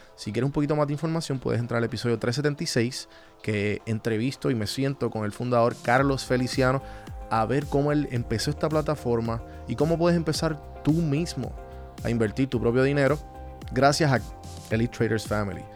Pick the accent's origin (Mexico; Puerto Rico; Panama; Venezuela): Puerto Rico; moved away as an adult; also born or lived in Atlanta; yo estuve aquí toda mi vida